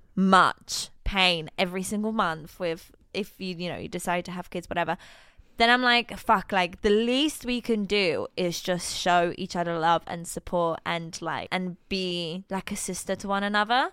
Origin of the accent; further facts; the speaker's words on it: Poland; moved away; I am, in fact, Polish